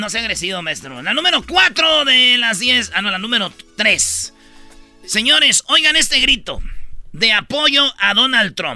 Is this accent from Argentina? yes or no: no; Mexico; Y somos mexicanos, latinos, güey.